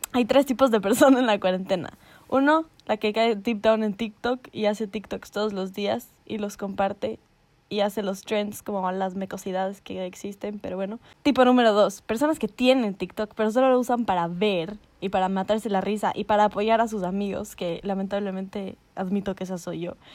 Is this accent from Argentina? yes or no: no; Ecuador; yo soy una mamacita ecuatoriana